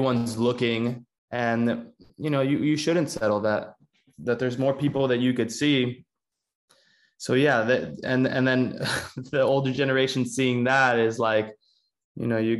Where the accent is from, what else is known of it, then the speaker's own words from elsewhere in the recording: Miami, Florida, United States; also born or lived in Cuba; I was born in Cuba and I moved in 2001 when I was 6 years old to Miami